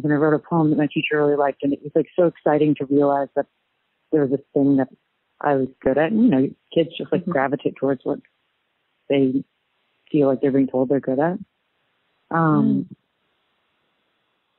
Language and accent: English; San Francisco, California, United States; I'm a local kid. I grew up in San Francisco.